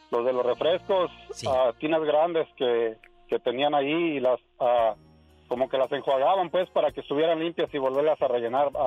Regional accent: Irapuato, Guanajuato, Mexico; moved away; Eh, de Guanajuato, soy de Irapuato, Guanajuato.

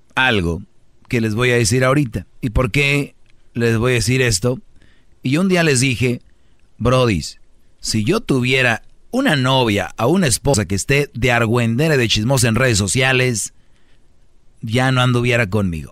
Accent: Monterrey, Nuevo León, Mexico; si yo soy de Monterrey

